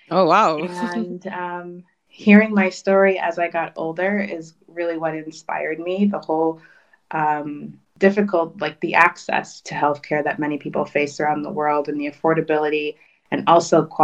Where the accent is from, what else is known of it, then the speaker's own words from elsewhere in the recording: Kinshasa, DR Congo; born there; I was born in Kinshasa